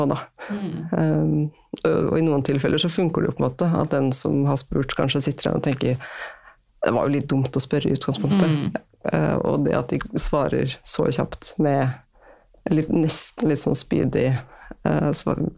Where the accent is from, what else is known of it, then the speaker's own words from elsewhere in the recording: Møre og Romsdal, Norway; Altså, jeg vokste opp på Sunnmøre.